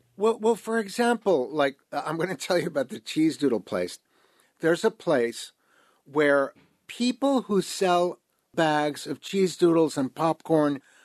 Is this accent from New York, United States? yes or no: yes; New York, United States; moved away as an adult; now in Mexico City, Mexico; grew up in New York in the 1970s